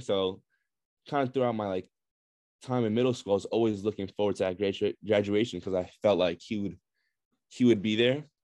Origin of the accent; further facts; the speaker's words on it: Brooklyn, New York, United States; also born or lived in Russia; now in Binghamton, United States; I also grew up in, mostly in Brooklyn